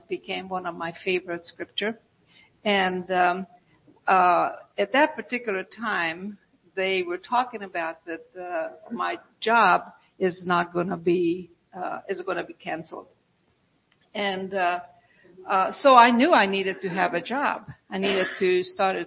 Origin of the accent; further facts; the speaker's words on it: Budapest, Hungary; moved away; I'm from Europe. And so in Budapest, Hungary, we had a lot of the telephone booths